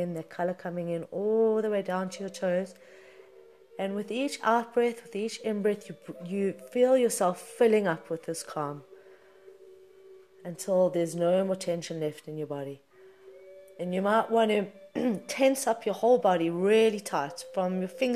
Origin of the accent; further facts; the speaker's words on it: Johannesburg, Gauteng, South Africa; I was born in Johannesburg, South Africa in 1978